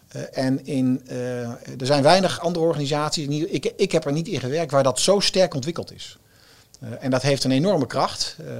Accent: Zwolle, Overijssel, Netherlands; moved away; ik kom dan uit Zwolle

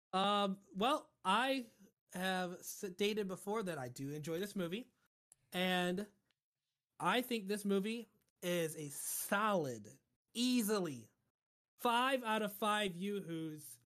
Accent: United States; being an American

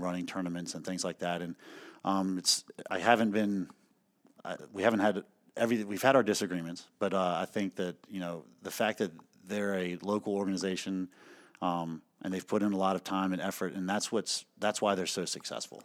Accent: Hanover County, Virginia, United States; moved away as an adult; now in Amherst County, United States; I'm originally from Hanover County, which is outside of Richmond. Uh, played basketball there at Patrick Henry High School

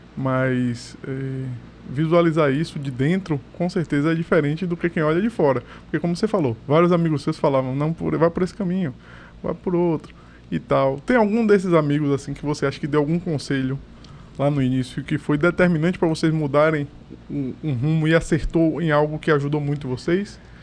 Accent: Salvador, Bahia, Brazil; also born or lived in Pero Vaz; Eu, nascido e criado na Caixa d'Água. Na verdade, eu fui nascido no Perovais, me mudei pra Caixa d'Água ali do lado

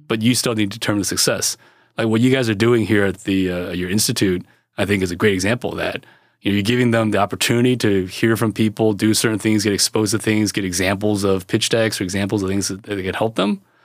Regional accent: California, United States; I was born in California

